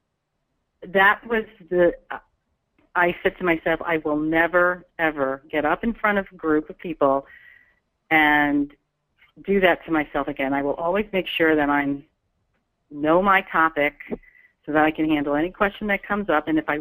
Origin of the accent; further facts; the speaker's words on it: New York, United States; I come from New York